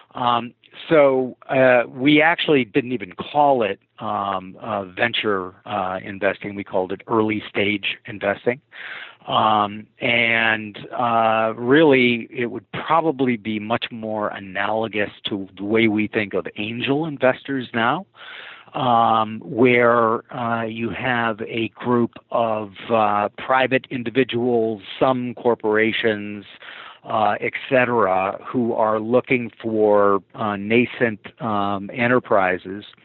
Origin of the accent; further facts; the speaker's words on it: St. Paul, Minnesota, United States; moved away as an adult; also born or lived in Greenwich, Connecticut; I grew up in St. Paul, Minnesota